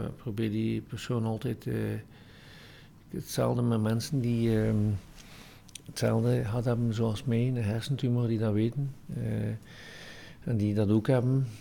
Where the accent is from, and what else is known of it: West Flanders, Belgium